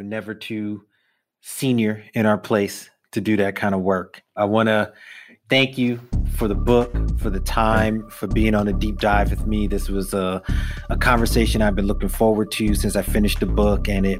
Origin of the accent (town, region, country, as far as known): New York, United States; born or raised there